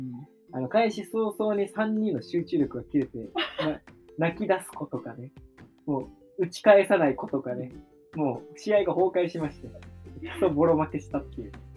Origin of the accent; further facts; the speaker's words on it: Tokyo, Japan; moved away as an adult; now in Awaji Island, Japan; 東京生まれ、東京育ち、二十六歳の、我々が、淡路島に移住して